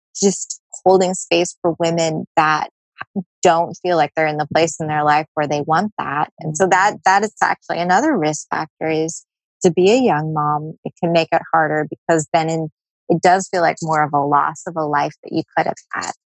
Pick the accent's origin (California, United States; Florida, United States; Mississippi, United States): California, United States; San Diego; I'm from San Diego